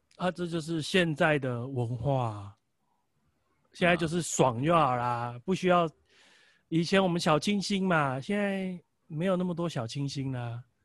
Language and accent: Chinese; Taiwan; 但是我觉得我们台湾人可能习惯也会从他下的电影标题 slogan 去了解这部片大概要带给我什么东西